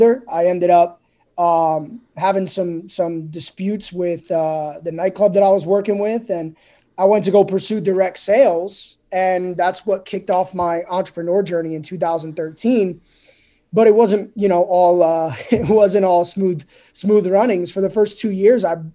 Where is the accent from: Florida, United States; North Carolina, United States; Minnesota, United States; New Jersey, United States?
New Jersey, United States; moved away as an adult; I grew up in Jersey, spent the first 25 years of my life in Jersey. You know, born and raised